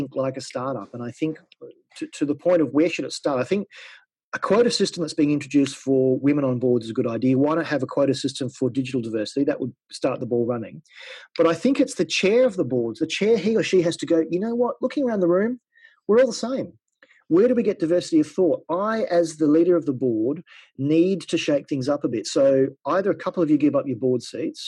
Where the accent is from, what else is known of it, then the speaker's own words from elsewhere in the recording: Australia; moved away as an adult; I'm an Australian. I've been away from Australia for 12 years.